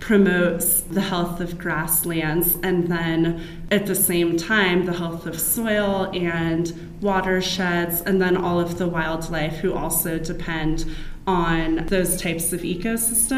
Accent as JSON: {"language": "English", "region": "California", "country": "United States", "moved": "yes", "lives_now": "Arizona, United States", "said": "my home state of California"}